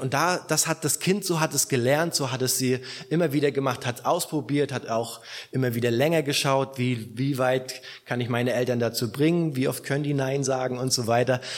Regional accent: Rostock, Mecklenburg-Vorpommern, Germany; now in southern Germany, Germany; in meiner alten Heimatgemeinde

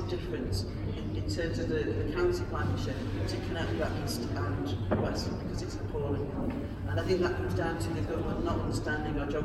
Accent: Blackpool, North West England, United Kingdom; also born or lived in Leeds; I'm from Blackpool, I did my degree in Leeds

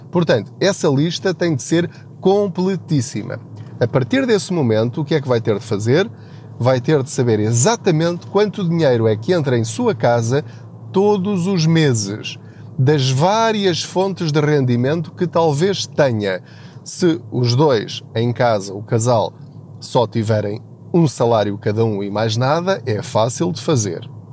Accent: Portugal; estamos a mudar a nossa mentalidade enquanto portugueses em relação à literacia financeira

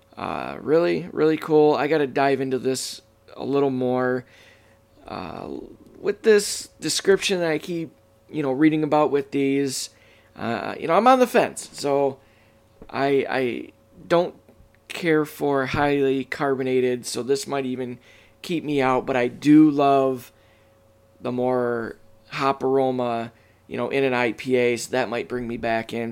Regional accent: Michigan, United States; my home state, the great state of Michigan

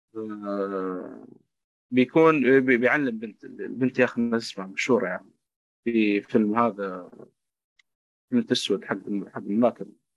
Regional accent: Saudi Arabia; عندنا في السعوديه

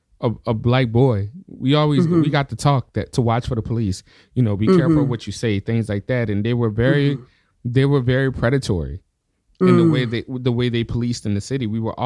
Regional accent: the South, United States; I grew up in the South, and you know, it's a heavily religious area.

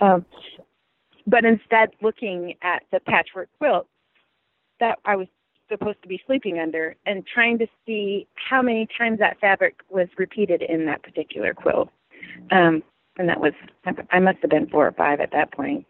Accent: Gold Beach, Oregon, United States; moved away; I grew up in Oregon.

